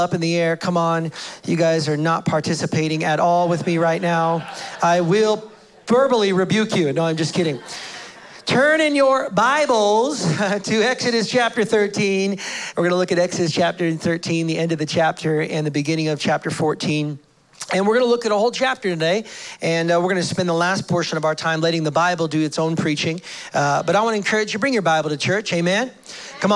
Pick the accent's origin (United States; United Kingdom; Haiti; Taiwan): United States; now in Canada; I'm an American